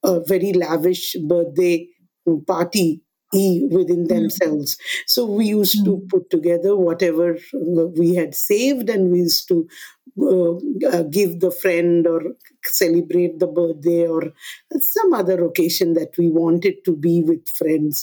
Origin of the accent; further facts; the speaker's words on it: Kolkata, West Bengal, India; I'm born and raised in Kolkata.